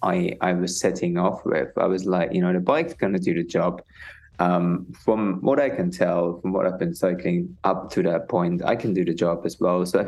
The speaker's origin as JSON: {"language": "English", "region": "East Germany", "country": "Germany", "tie": "born or raised there", "moved": "yes", "lives_now": "United Kingdom", "said": "I grew up in East Germany"}